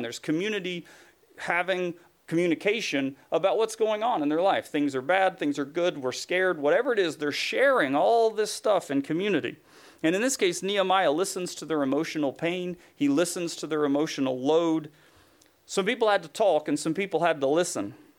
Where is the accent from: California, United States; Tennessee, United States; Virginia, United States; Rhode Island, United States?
Tennessee, United States; where I grew up in Tennessee